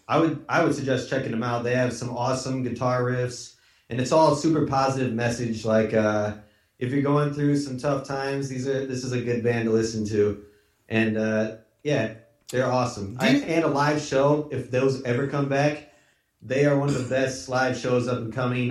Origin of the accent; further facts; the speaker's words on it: Iowa, United States; now in Northern California, United States; we come from Iowa originally too